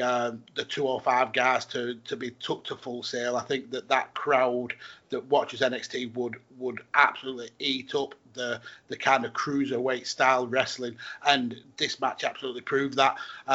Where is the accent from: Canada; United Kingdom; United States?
United Kingdom; Yeah, well, obviously being British, as you know, we kind of get these tidbits on Twitter before we actually get the show.